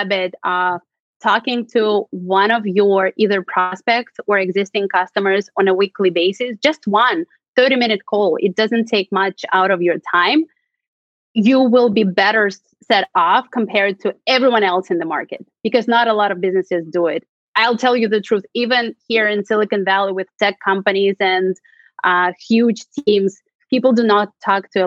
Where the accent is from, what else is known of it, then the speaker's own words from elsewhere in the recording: Russia; moved away as an adult; now in San Francisco, United States; I'm originally from Russia. I moved to the United States 8 years ago.